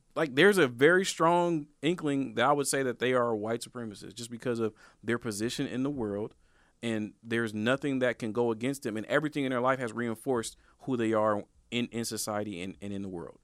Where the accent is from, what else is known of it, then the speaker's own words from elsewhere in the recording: Portland, Oregon, United States; I'm from Northeast Portland, bro. I'm from Northeast Portland.